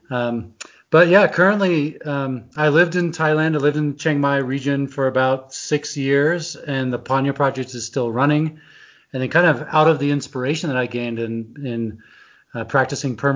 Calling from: Idaho, United States; I am in Teton Valley, Idaho, and we have two feet of snow in our front yard.

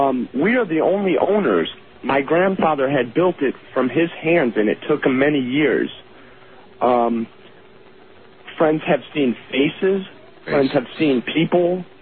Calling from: Lorain, Ohio, United States; Yes, I am calling from Lorain, Ohio, which is about 30 miles west of Cleveland

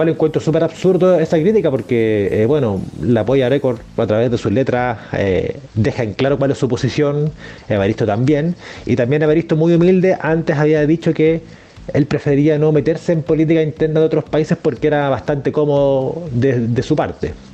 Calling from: Santiago, Santiago Metropolitan Region, Chile; de Santiago de Chile.

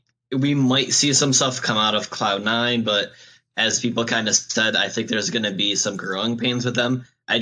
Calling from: Syracuse, New York, United States; I'm calling from Syracuse, New York.

